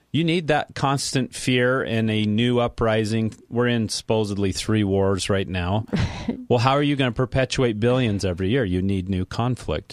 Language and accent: English; United States; thinking as an American